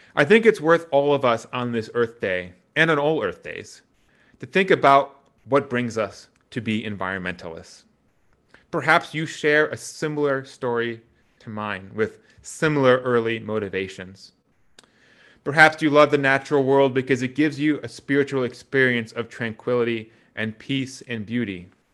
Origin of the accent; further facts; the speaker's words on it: Wisconsin, United States; growing up in Wisconsin meant that you were never far from the country